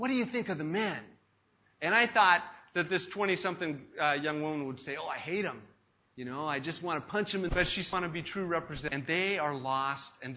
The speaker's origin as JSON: {"language": "English", "country": "United States", "moved": "yes", "said": "I have as an American, a Western American, who has been taught and brought up in a culture where it's all about the individual"}